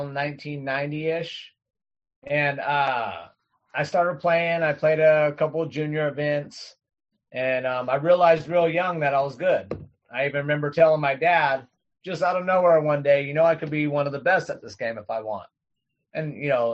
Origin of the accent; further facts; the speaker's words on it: Sacramento, California, United States; I grew up here in Rio Linda, Sacramento